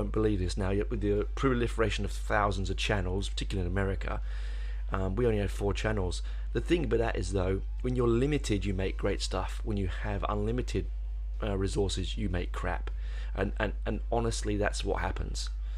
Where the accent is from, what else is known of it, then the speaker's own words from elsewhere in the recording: United Kingdom; I'm culturally more connected as a British heavy metal lover